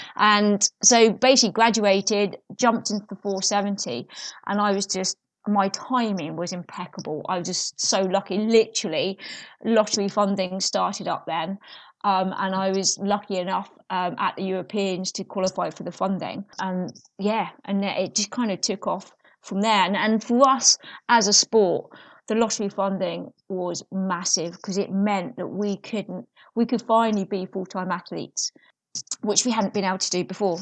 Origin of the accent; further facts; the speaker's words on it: South Nutfield, South East England, United Kingdom; I grew up in Surrey, um, in, I can't, a little village called South Knotfield